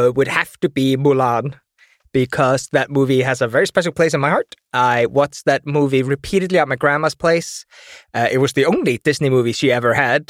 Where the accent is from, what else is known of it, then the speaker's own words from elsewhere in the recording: Iceland; I live in Iceland, always lived in Iceland.